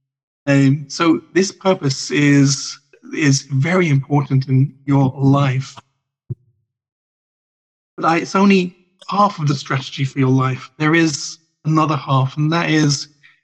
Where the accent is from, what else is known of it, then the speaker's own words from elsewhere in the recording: Ireland; an Irishman